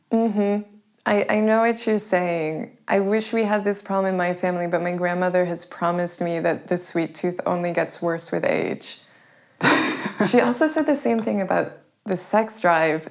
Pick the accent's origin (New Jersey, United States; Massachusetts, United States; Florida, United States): Massachusetts, United States; Sharon; moved away as an adult; also born or lived in Boston / Prague / Paris; now in Berlin, Germany; I was born in Boston. I grew up in a town outside of Boston. It's called Sharon